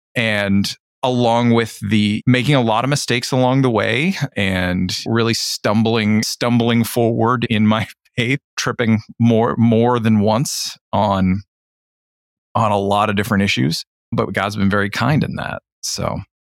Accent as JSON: {"language": "English", "region": "Ontario", "country": "Canada", "said": "a good Canadian who didn't live in Toronto"}